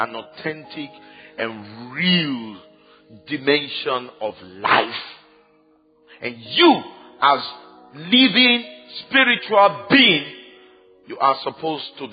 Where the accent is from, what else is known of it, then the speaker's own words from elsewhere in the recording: Ibadan, Oyo, Nigeria; when I was growing up in Ibadan, there was only one television station